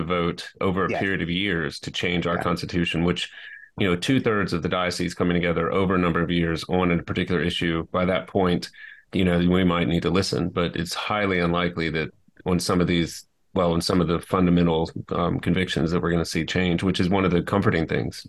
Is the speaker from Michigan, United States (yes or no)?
no; Baton Rouge, Louisiana, United States; I grew up in Baton Rouge, and so we, and my parents are in a faithful Christian home